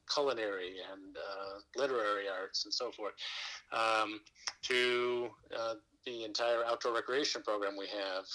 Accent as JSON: {"language": "English", "town": "Fort Wayne", "region": "Indiana", "country": "United States", "moved": "as an adult", "lives_now": "Madison, United States", "said": "I'm originally from Fort Wayne, Indiana"}